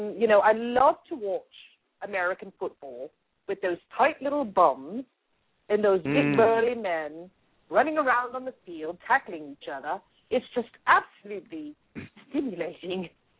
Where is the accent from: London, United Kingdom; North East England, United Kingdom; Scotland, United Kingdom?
London, United Kingdom; Even though I am from London, I know a good football team when I see it.